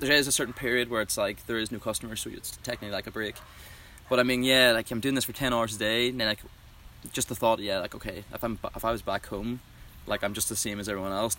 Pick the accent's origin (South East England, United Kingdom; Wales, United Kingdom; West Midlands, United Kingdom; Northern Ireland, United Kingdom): Northern Ireland, United Kingdom; Belfast; moved away as an adult; now in United States; Northern Ireland. I'm from a wee place called Belfast